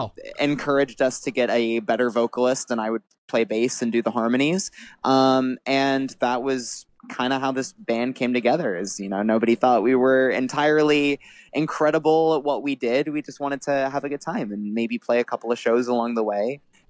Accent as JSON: {"language": "English", "town": "Fairfax", "region": "Virginia", "country": "United States", "tie": "born there", "said": "I was born in Fairfax, Virginia. My family is all from Minneapolis. But I was born in Fairfax when my parents were living in DC at the time."}